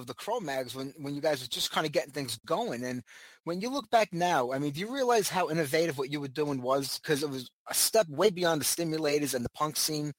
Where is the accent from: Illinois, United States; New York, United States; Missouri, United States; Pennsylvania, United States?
New York, United States; New York City; I'm from New York City myself. I spent half my life down there.